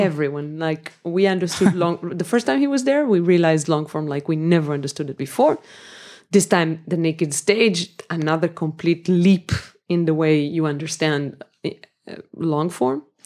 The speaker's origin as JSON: {"language": "English", "town": "Jerusalem", "region": "Jerusalem District", "country": "Israel", "tie": "born or raised there", "also_born_or_lived": "Jaffa, Tel Aviv / Berlin", "said": "I was born in Jerusalem. I lived there until I was 24"}